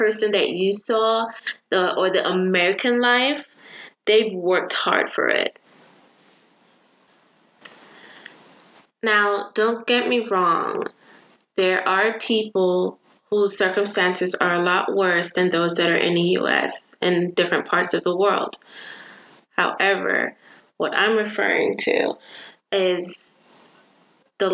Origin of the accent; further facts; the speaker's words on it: Jamaica; now in United States; I'm from Jamaica